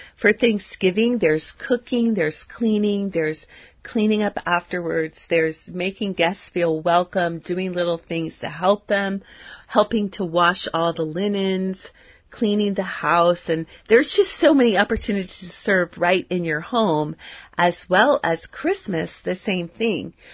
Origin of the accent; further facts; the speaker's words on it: United States; culture that I grew up in in the United States in the 1960s